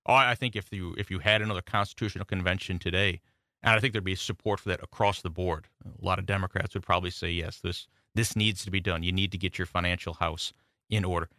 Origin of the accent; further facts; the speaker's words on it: Buffalo, New York, United States; now in South Carolina, United States; I'm the Yankee who came and didn't leave. When you always ask me, I, that's why I say I'm from Buffalo